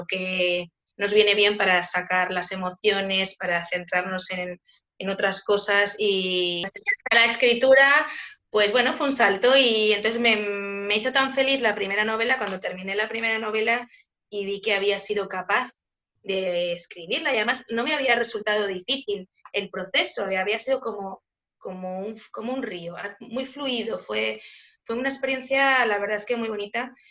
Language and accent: Spanish; Spain; soy una escritora española.